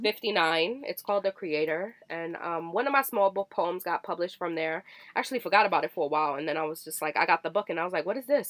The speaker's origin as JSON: {"language": "English", "region": "Virginia", "country": "United States", "tie": "born or raised there", "moved": "yes", "said": "I grew up in Virginia"}